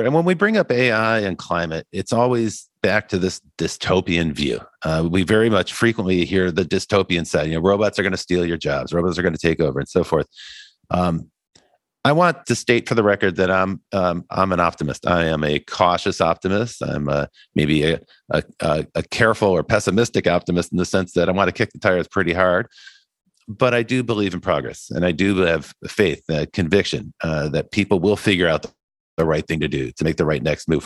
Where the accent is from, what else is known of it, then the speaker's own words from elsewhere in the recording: Midwest, United States; as a boy growing up in the Midwest